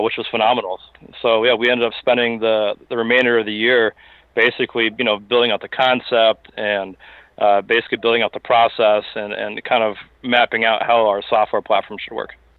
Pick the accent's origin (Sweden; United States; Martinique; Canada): United States; Springfield, Massachusetts; moved away as an adult; also born or lived in Boston / West Palm Beach, Florida; I hail from Western Massachusetts. Uh, spent my time growing up in the, the Springfield area.